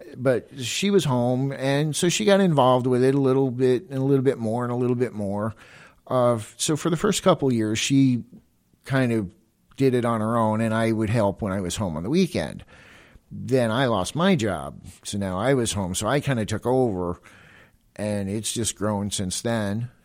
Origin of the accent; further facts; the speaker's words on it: Florida, United States; moved away; I'm originally from Florida